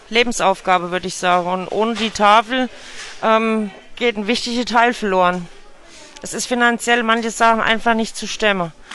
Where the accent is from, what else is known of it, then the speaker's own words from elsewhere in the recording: Iran; German is a second language; moved away as an adult; now in Germany; Ich komme aus dem Iran, seit vier Jahren in Deutschland gekommen